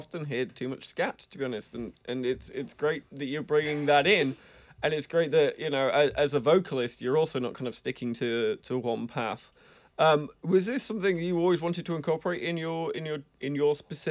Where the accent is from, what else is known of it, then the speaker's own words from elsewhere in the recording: England, United Kingdom; accent: English; now in Vermont, United States; from my accent, English